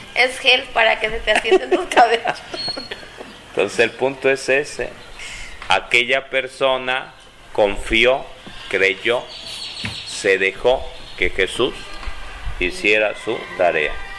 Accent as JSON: {"language": "Spanish", "town": "Tulpetlac", "region": "State of Mexico", "country": "Mexico", "tie": "born or raised there", "said": "jugando a las escondidas allá de niño en Tulpetlá"}